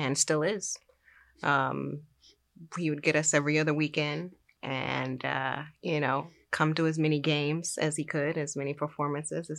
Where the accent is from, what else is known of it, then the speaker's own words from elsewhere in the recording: Los Angeles, California, United States; I grew up in South Central Los Angeles.